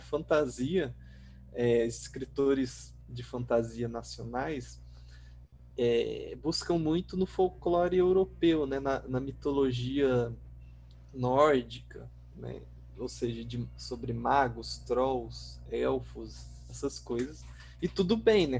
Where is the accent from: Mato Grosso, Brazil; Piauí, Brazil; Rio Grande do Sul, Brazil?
Mato Grosso, Brazil; Pontes e Lacerda; moved away as an adult; also born or lived in Natal, Rio Grande do Norte; now in São Paulo, Brazil; eu nasci em Pontes Lacerda, né? Só que eu fui com quatro meses de idade para Natal, Rio ah. Grande do Norte. E aí lá eu fiquei até os oito anos. Depois eu voltei para Pontes da Lacerda e depois que eu me formei em letras lá em Pontes da Lacerda, eu vim para São Paulo